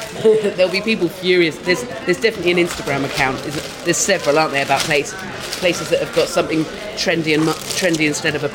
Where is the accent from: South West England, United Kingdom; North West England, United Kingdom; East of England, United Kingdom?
South West England, United Kingdom; West Country; I grew up in the West Country